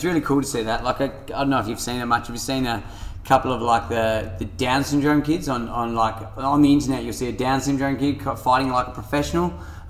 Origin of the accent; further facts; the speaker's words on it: Salisbury, South Australia, Australia; Remember, I'm from Salisbury, sacking it.